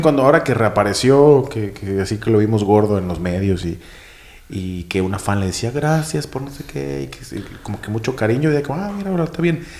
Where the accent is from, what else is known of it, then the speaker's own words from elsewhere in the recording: Mexico; now in Berlin, Germany; allá en mi país, en las tierras salvajes de México